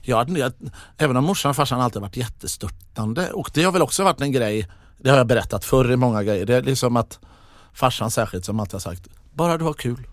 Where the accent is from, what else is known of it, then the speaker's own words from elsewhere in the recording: Mölndal, Västra Götaland, Sweden; jag är från Mundal